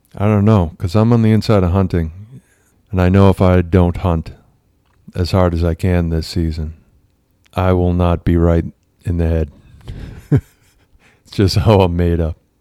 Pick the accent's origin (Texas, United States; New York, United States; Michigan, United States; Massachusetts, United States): Massachusetts, United States; I grew up in Massachusetts